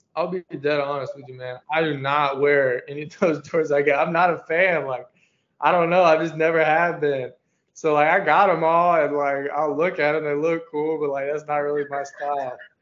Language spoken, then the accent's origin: English; Gainesville, Florida, United States; Growing up in Gainesville is fun